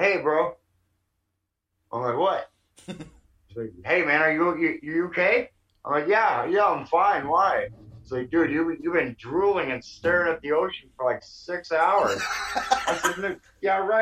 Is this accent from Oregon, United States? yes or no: yes; Medford, Oregon, United States; moved away; also born or lived in California; I was actually born in Medford, Oregon